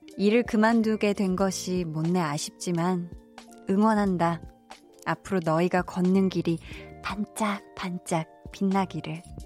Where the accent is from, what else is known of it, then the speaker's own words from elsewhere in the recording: Seoul, South Korea; 제가 살던 그 어려서 나고 자란 동네도 굉장히 네, 자연 친화적인 네, 그린벨트 지역이었어서 서울임에도 불구하고